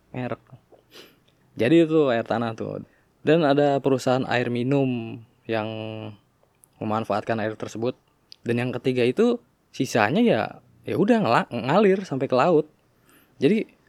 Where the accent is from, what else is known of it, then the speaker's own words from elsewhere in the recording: Tangerang, Banten, Indonesia; di kota gue juga di Tangerang